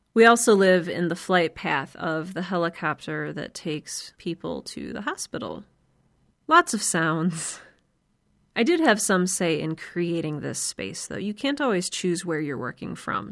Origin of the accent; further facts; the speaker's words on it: Cleveland, Ohio, United States; I grew up in Cleveland